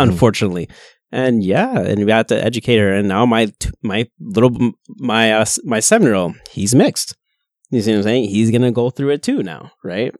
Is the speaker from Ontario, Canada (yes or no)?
yes; Kitchener, Ontario, Canada; also born or lived in Pickering; I'm born and raised in Kitchener